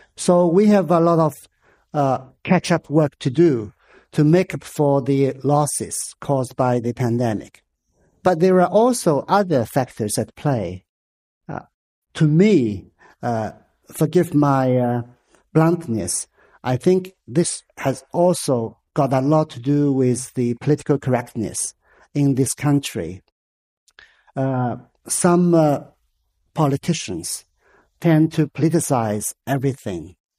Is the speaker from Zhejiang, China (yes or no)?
yes; Hangzhou, Zhejiang, China; moved away; my hometown, Hangzhou